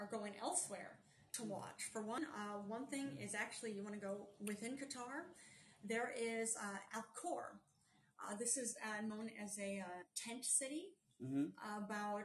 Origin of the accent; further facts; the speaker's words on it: New York, United States; being a New Yorker